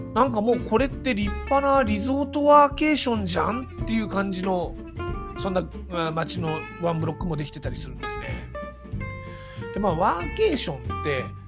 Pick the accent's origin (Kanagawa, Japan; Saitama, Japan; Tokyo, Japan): Tokyo, Japan; Santama area; now in Yatsugatake southern foothills, Japan; 多摩さん三多摩地区出身なんですがこれまで多摩市とか町田市とか南多摩のエリアが中心だったもんで